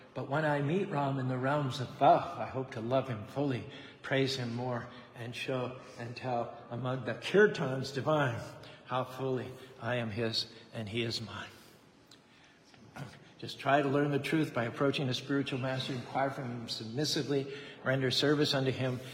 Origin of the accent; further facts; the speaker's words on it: United States; I'm an American.